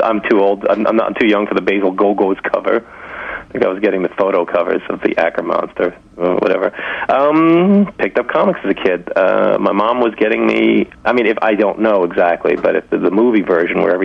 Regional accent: New York City, New York, United States; also born or lived in Staten Island; I'm from Brooklyn

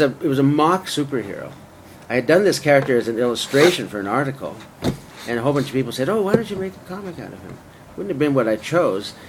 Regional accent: Vancouver, British Columbia, Canada; moved away; also born or lived in Toronto / Los Angeles / London / San Francisco; I'm from Vancouver originally, but I moved to Toronto to be closer to the center of Canadian media

